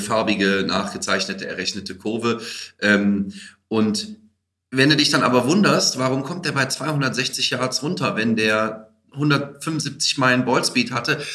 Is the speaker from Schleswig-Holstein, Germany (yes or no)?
no; Aachen, North Rhine-Westphalia, Germany; Ich bin Aachener, muss man sagen, also viel Holland und belgischer Einschlag damit drin